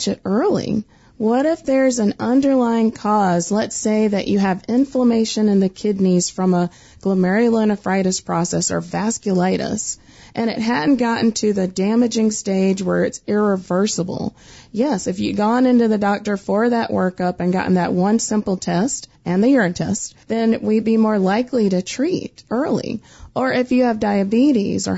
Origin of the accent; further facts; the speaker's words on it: the Carolinas, United States; I'm from the Carolinas, so I love talking slow